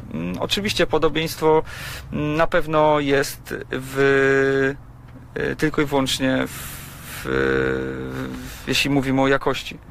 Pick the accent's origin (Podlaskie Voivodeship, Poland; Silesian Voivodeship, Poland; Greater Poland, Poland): Greater Poland, Poland; Gniezno; also born or lived in Poznań; Ja, ja pochodzę z Gniezna i okolice Gniezna są mi bardzo dobrze znane